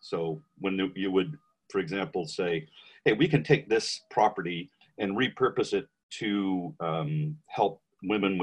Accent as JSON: {"language": "English", "town": "Vancouver", "region": "British Columbia", "country": "Canada", "also_born_or_lived": "Montreal", "said": "That's where I was from Vancouver"}